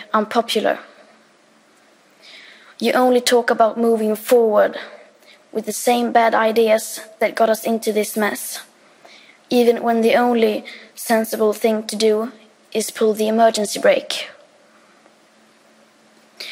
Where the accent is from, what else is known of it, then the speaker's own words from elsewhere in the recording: Sweden; I am 15 years old, and I'm from Sweden